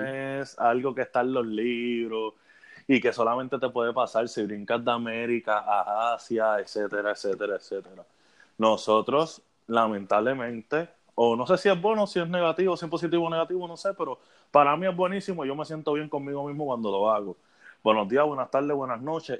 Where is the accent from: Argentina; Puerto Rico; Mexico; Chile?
Puerto Rico; moved away; Yo amo mucho a mi patria, algún día volveré